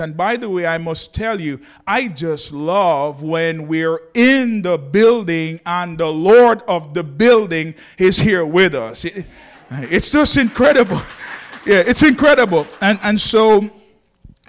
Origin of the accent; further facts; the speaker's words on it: Jamaica; moved away; I'm from Jamaica.